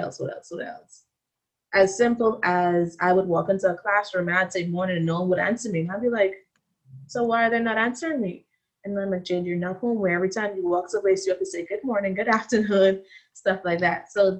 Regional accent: Bahamas; moved away as an adult; now in Tyler, United States; I know I have an accent, but it's not an African accent. I'm sorry. And then I go into the whole, well, I'm from the Bahamas.

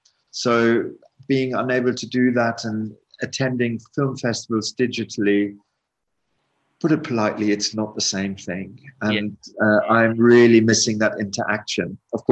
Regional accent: South Africa; I grew up in South Africa partially.

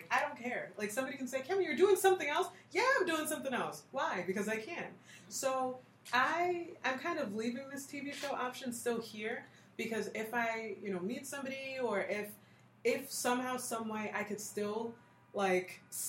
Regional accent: United States; now that we're born here and we have the language and we don't really, we're American

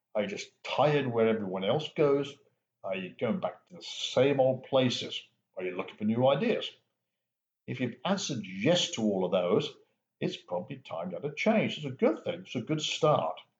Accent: England, United Kingdom; Growing up in England

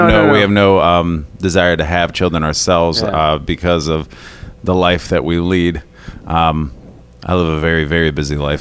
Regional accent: Toledo, Ohio, United States; also born or lived in Perrysburg; born and raised in Toledo and then moved to Perrysburg

